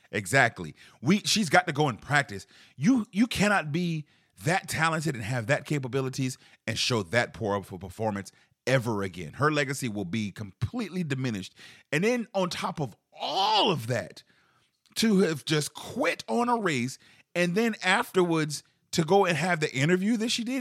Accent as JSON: {"language": "English", "town": "Charleston", "region": "South Carolina", "country": "United States", "tie": "born or raised there", "said": "growing up in Charleston, South Carolina"}